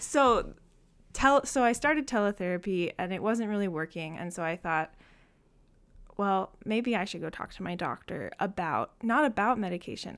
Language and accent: English; Saginaw, Michigan, United States; I am from Saginaw, Michigan, so not too far from Ann Arbor